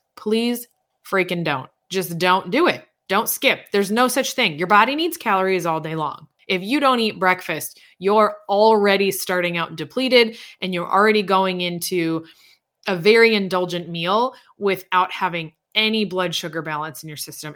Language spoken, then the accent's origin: English; East Coast, United States; now in Indiana, United States; I'm from the East Coast